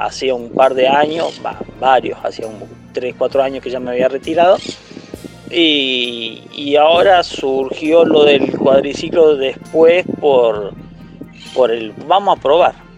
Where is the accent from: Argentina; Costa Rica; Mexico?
Argentina; Santa Rosa; now in Villa del Dique, Argentina; yo soy nacido en Santa Rosa y hasta hace 15, 16 años eh, estuve en Santa Rosa, y después me vine para acá, para Villelique